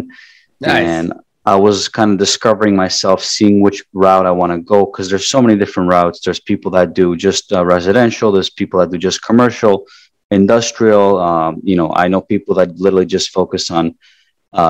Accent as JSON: {"language": "English", "town": "Toronto", "region": "Ontario", "country": "Canada", "tie": "born or raised there", "moved": "as an adult", "lives_now": "South Florida, United States", "said": "I grew up in Toronto, Canada"}